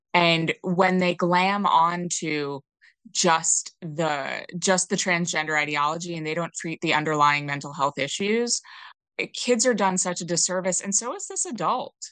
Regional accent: New York, United States; moved away as an adult; I didn't grow up in a blue area, but I grew up in New York State

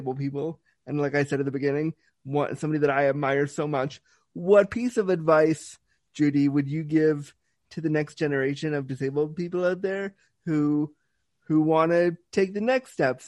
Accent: Toronto, Ontario, Canada; also born or lived in Laguna, California, United States; I grew up in Toronto.

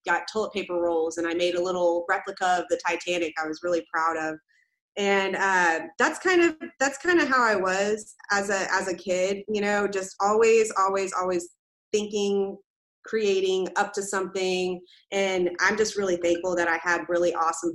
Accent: Tomball, Texas, United States; also born or lived in Corpus Christi, Texas / Magnolia, Texas; I was born in Corpus Christi, Texas, and then I grew up in Tomball up until I was about in 6th or 7th grade, and then I went to the rival school, which was called Magnolia High School

